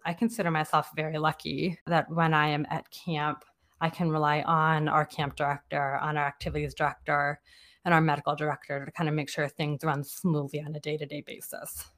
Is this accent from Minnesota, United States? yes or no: no; Silver Spring, Maryland, United States; moved away as an adult; now in Saint Louis, United States; I was a lifer at a camp in my neighborhood